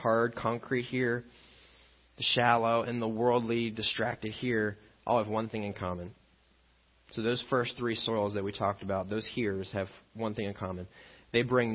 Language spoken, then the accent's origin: English; Illinois, United States; I grew up in Illinois